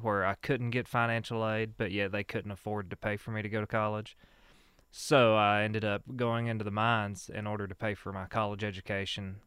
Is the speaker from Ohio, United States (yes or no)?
no; Whitesburg, Kentucky, United States; I grew up here in Letcher County, uh, from Whitesburg, born and raised